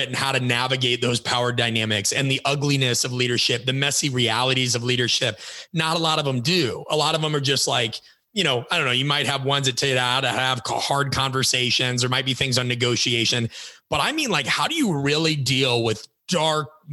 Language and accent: English; Midwest, United States; I grew up in the Midwest